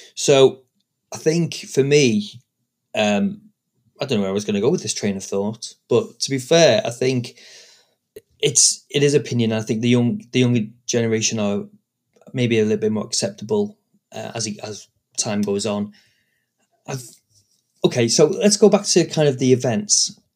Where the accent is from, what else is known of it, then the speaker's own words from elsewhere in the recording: United Kingdom; I'm British